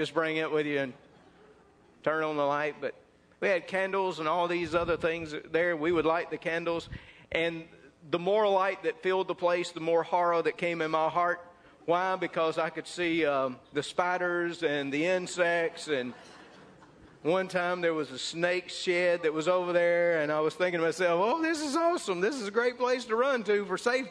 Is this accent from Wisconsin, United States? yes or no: no; North Mississippi, United States; When I was raised up in North Mississippi